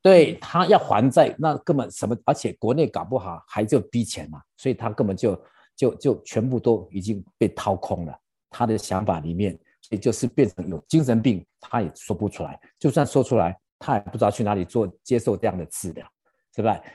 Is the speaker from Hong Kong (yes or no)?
no; Taiwan; now in United States; 我们台湾人